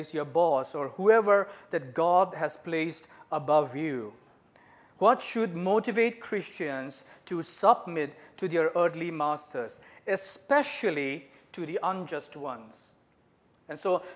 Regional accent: Northeast India, India; moved away as an adult; now in Japan; So I'm from Northeast India. I've been in Japan for the last 17 years.

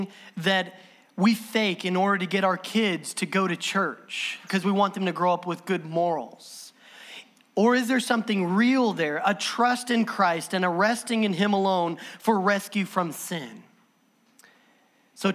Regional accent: Southern Illinois, United States; I'm from Southern Illinois

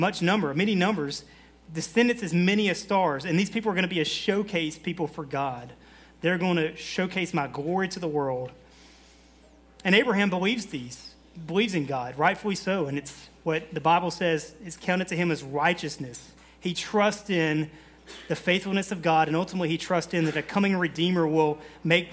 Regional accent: the South, United States; I am from the South

